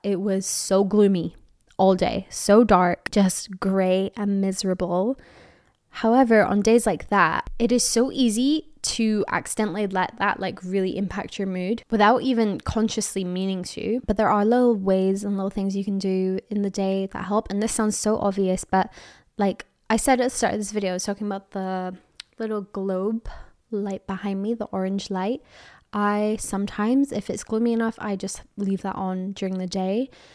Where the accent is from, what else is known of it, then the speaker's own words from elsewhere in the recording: Edinburgh, Scotland, United Kingdom; moved away; I'm from Edinburgh, Scotland